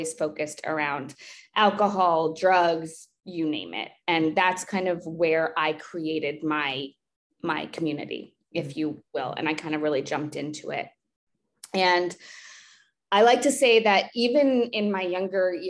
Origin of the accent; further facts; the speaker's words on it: East Coast, United States; moved away as an adult; now in Texas, United States; I moved from the East Coast. I'm an East Coast girl myself.